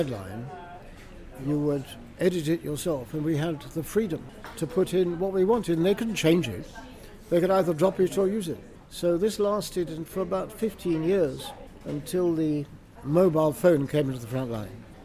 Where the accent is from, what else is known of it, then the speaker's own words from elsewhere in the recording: Beccles, East of England, United Kingdom; I come from Beccles in East Suffolk